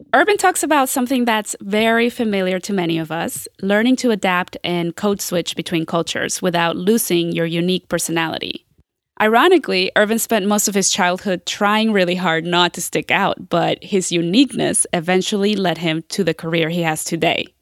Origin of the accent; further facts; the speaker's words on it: Groveport, Ohio, United States; Groveport, Madison, which is where I went.